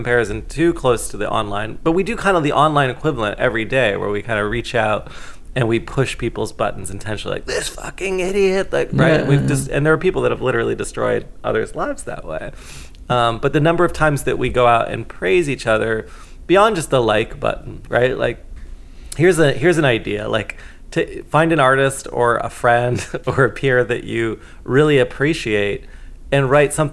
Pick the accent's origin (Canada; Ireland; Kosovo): Canada; as a Canadian